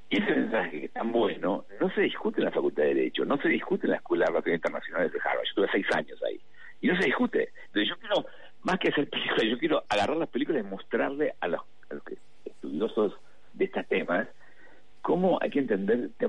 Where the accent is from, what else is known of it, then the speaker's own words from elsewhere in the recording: Argentina; somos ciudadanos argentinos